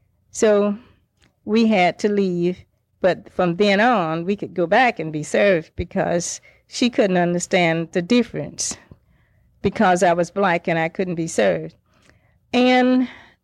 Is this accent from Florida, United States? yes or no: yes; Winter Park, Florida, United States; I grew up in Winter Park